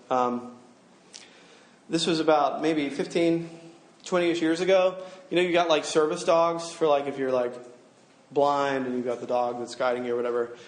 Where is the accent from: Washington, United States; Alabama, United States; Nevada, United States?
Alabama, United States; I'm from Alabama